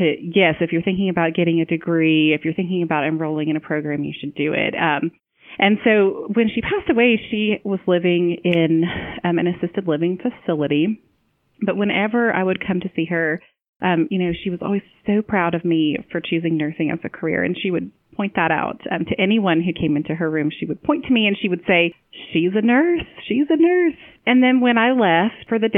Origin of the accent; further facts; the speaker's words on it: Ohio, United States; my home state of Ohio